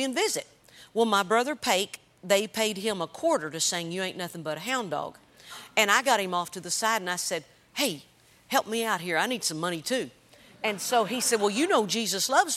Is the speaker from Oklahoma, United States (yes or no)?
yes; Chockie, Oklahoma, United States; Chalky, Oklahoma. It's a little bitty town in southeastern Oklahoma.